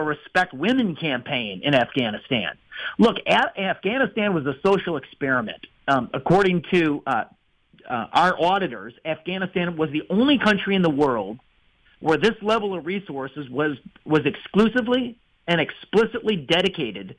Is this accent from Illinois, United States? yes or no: yes; Illinois, United States; I'm from Illinois